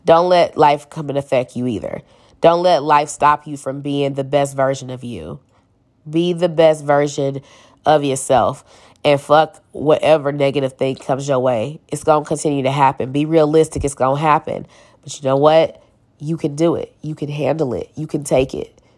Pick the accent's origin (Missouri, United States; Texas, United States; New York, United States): Missouri, United States; St. Louis; I'm from Saint Louis, Missouri, still live here